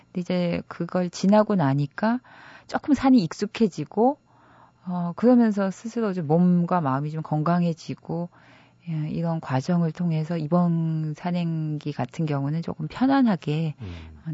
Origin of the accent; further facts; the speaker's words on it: Gangneung, Gangwon, South Korea; now in Seoul, South Korea; 제가 가, 강원도 강릉 출신인데